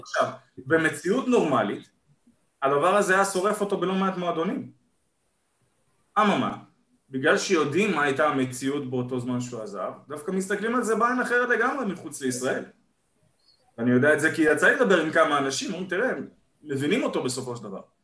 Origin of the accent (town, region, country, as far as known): Israel